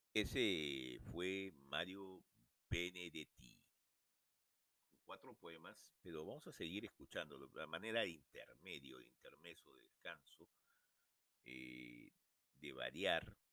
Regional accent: Lima, Peru; nací en Lima, pero me eh, crecí, eh, me adapté a la vida RIMAC, justamente en Ciudad y Campo, Manuel Vargas

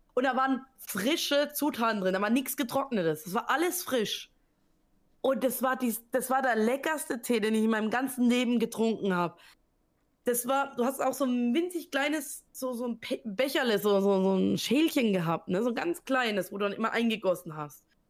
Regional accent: Southern Germany, Germany; ich komme aus Süddeutschland

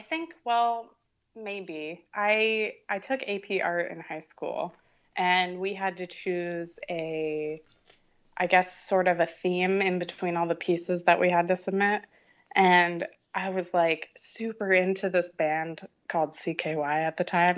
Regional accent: Florida, United States; moved away as an adult; also born or lived in Canada; I grew up in Florida, so a lot of creative-based careers didn't really exist there

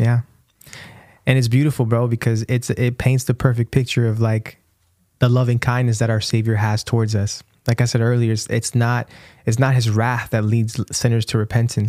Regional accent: Brandon, Florida, United States; moved away; our hometown where we grew up

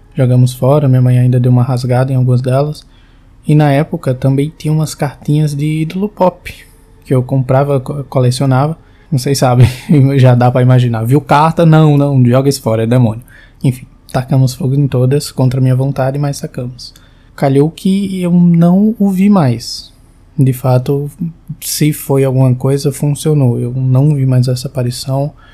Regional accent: João Pessoa, Paraíba, Brazil; eu sou de João Pessoa, tenho 22 anos

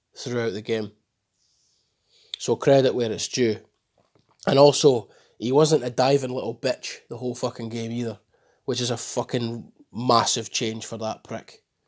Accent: Scotland, United Kingdom; I'm proud to be Scottish.

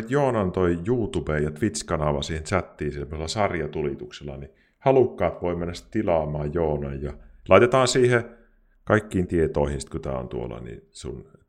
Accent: Kuopio, North Savo, Finland; accent: Savo; now in Pirkkala, Finland; Mutta siis mä oon kuopiolainen niin kuin alun perin.

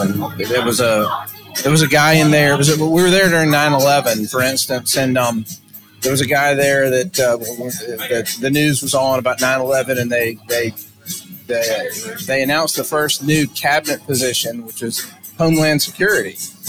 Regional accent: New Orleans, Louisiana, United States; I grew up in New Orleans.

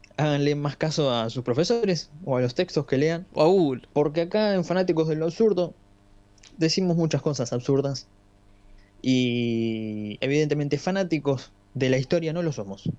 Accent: Argentina; somos argentinos

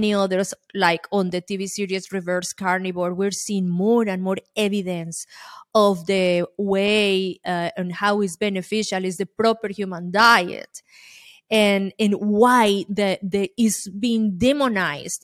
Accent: Colombia; now in United States; I'm an immigrant from Colombia, South America. And when I came here

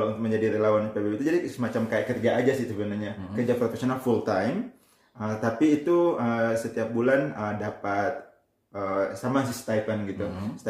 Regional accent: Bulukumba, South Sulawesi, Indonesia; jadi terus terang saya orang Sulawesi Selatan nggak pernah tinggal di Makassar

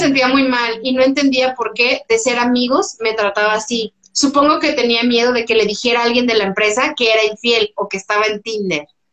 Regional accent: Mexico; como mexicanos

